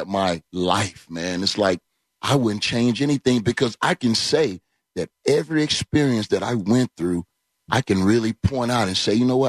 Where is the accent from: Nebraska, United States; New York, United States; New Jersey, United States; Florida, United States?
Florida, United States; Orlando; Oh, born and raised in Orlando, Florida.